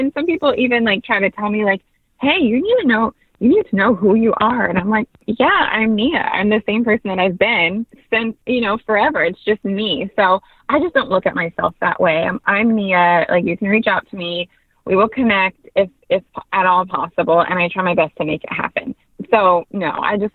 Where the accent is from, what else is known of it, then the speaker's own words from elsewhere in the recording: California, United States; moved away as an adult; also born or lived in Hong Kong; now in Nevada, United States; I am born and raised in California